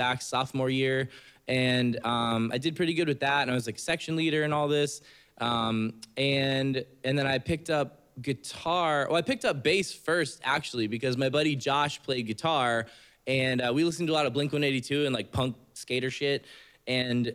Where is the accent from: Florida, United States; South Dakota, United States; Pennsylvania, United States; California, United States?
Florida, United States; Oldsmar; also born or lived in Tarpon Springs, Florida; I grew up in Tarpon, well, Oldsmar. It's a little bit west of here by like Palm Harbor kind